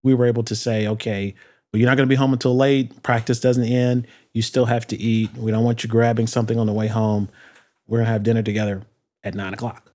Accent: Detroit, Michigan, United States; I grew up in Detroit

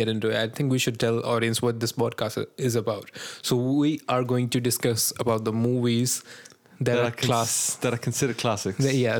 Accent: India; I'm an Indian

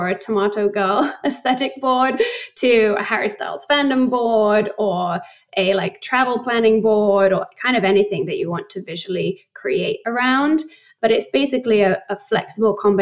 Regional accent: United Kingdom; moved away as an adult; also born or lived in London; now in New York, United States; I moved back to the UK and I spent like all of my childhood there. Grew up just outside of London.

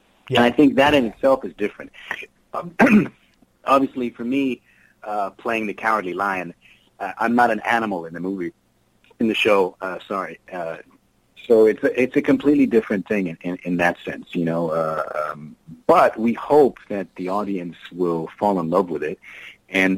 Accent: Germany; moved away; I didn't grow up in the U.S. I grew up in Germany

